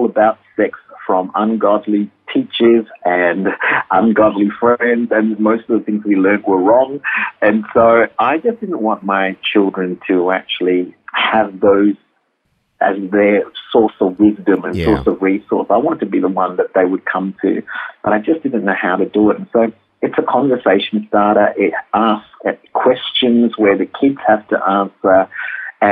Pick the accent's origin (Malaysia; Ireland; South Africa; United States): Malaysia; now in Perth, Australia; I am full Malaysian, Indian